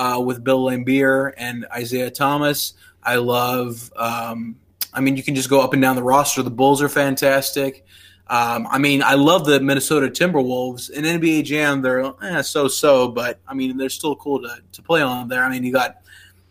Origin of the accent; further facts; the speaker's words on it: Pakistan; moved away; I grew up in Pakistan